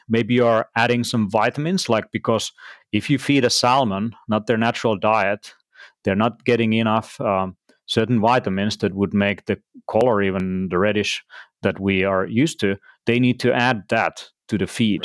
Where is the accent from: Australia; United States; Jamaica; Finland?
Finland; also born or lived in Tallinn, Estonia; I'm from Finland, and I live in Helsinki, and between Tallinn uh, Estonia, actually, nowadays, uh, in both places.